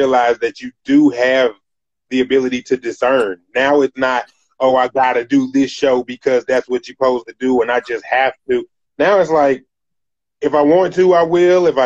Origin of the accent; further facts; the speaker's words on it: Greensboro, North Carolina, United States; I'm from Greensboro, North Carolina. That's where I'm originally from